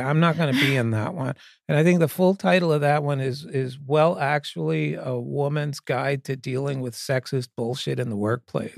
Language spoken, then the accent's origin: English; Pennsylvania, United States; I grew up in Pennsylvania